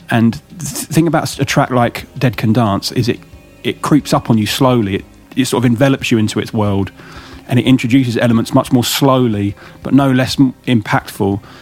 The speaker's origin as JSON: {"language": "English", "area": "Kent", "region": "South East England", "country": "United Kingdom", "tie": "born or raised there", "moved": "yes", "lives_now": "London, United Kingdom", "said": "I'm not from London. I'm from Kent, which is probably about an hour's drive away"}